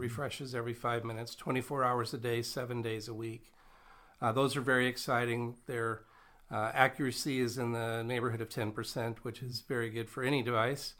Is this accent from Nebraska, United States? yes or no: yes; Nebraska, United States; moved away as an adult; now in North Dakota, United States; I grew up in Nebraska